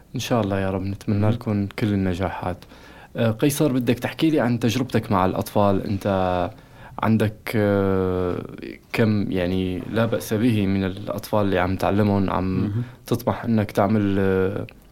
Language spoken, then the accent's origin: Arabic; Raqqa, Raqqa Governorate, Syria; moved away; نحن اولاد الرقة